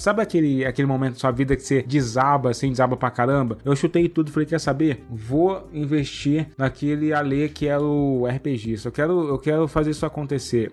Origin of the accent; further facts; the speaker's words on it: Cruzeiro, São Paulo, Brazil; accent: caipira; eu sou do interior, né? Eu sou de Cruzeiro, aquela cidade que acaba a Revolução de 32